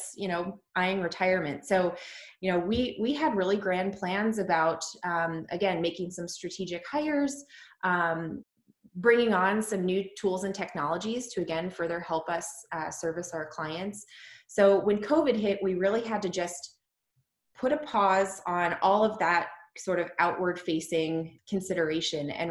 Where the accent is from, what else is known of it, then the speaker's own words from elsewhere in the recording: Dayton, Ohio, United States; moved away as an adult; also born or lived in New York City, United States; now in Columbus, United States; We both are from Dayton